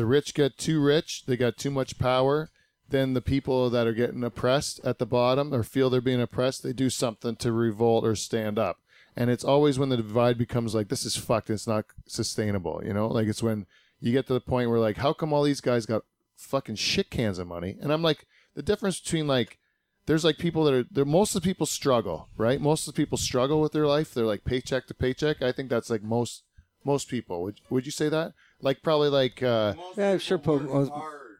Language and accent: English; Canada; up here in Canada